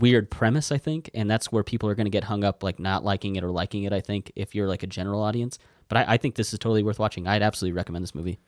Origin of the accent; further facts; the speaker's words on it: United States; I'm American